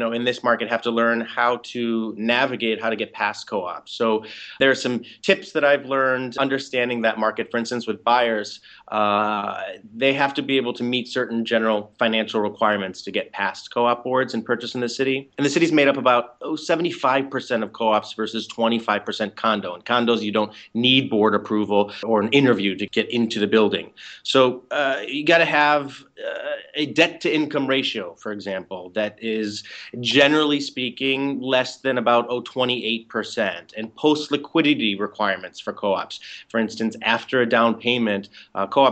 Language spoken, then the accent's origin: English; Chicago, Illinois, United States; moved away as an adult; now in New York City, United States; I am originally from the Chicago area, and I moved to the city about 19 years ago